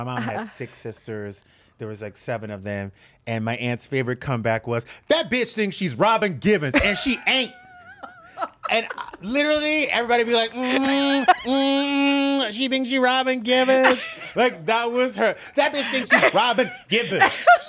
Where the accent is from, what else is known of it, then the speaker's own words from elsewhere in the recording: the South, United States; I grew up in the South.